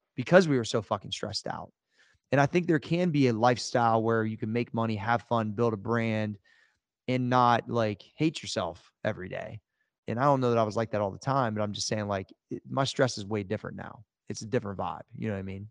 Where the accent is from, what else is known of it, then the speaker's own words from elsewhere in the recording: Ohio, United States; we're both from Ohio